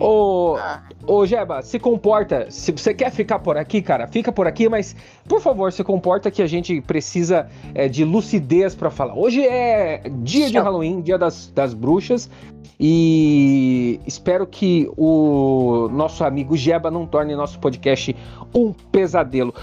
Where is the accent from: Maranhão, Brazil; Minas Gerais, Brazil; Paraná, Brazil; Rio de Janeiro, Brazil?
Paraná, Brazil; Curitiba; eu sou de Curitiba